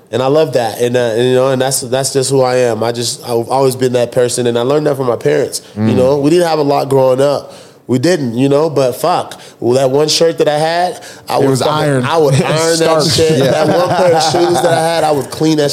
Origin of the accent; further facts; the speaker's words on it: Dallas, Texas, United States; I was raised in Dallas, grew up in Dallas